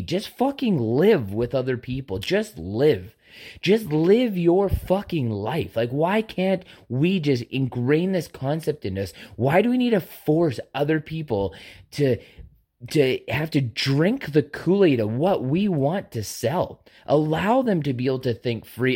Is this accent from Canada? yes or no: yes; Canada; a Canadian citizen